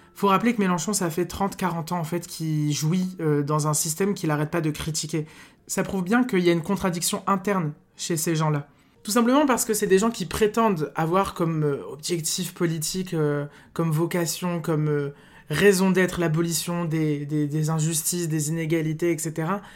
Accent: north of France, France; je viens du nord de la France

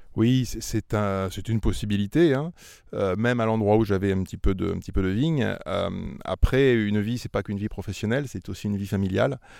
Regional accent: Auvergne-Rhône-Alpes, France; moved away as an adult; also born or lived in Lyon / Régnié (Beaujolais); now in Régnié, France; Moi, je suis auvergnat d'origine

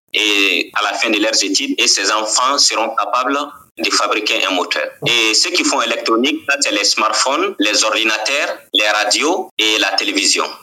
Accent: Ségou Region, Mali; also born or lived in Kayes Region, Mali; je suis né au Mali et grandi au Mali. Je suis né dans la deuxième région du Mali et grandi dans la quatrième région du Mali

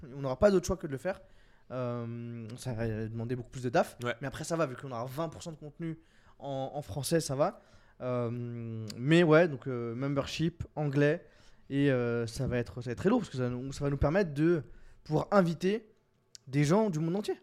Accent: France; on est des Frenchies

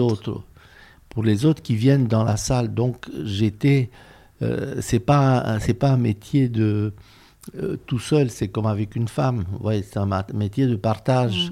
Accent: Romania; moved away as an adult; also born or lived in France; je suis né en Roumanie, que j'ai vécu là toute ma jeunesse

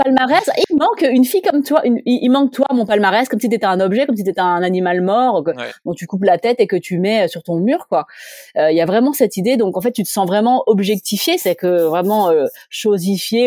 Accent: Grenoble, Auvergne-Rhône-Alpes, France; je viens de Grenoble, euh, eh bien, je viens de Grenoble

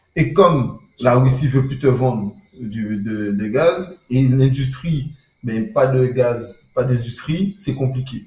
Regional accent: France; en tant que Français

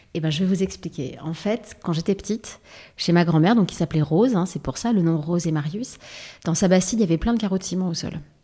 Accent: Paris, Île-de-France, France; also born or lived in Provence / Var; je vivais à Paris et je passais toutes mes vacances dans le sud

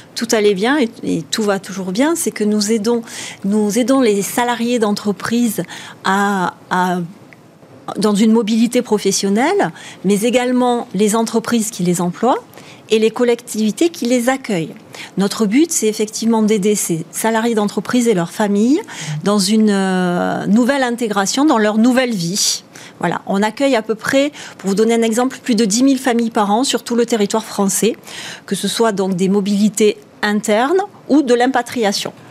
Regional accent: the South, south of France, France; accent: southern; j'ai un petit accent du hmm, Sud

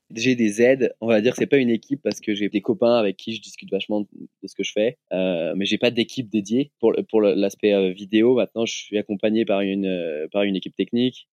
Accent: Lyon, Auvergne-Rhône-Alpes, France; Je suis originaire de Lyon

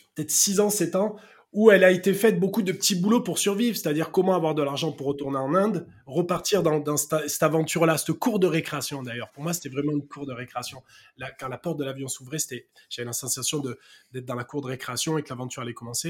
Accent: Marseille, Provence-Alpes-Côte d'Azur, France; accent: south-east; Je suis né à Marseille et, et euh, très rapidement, je suis allé avec ma famille habiter dans un petit village à côté de Marseille.

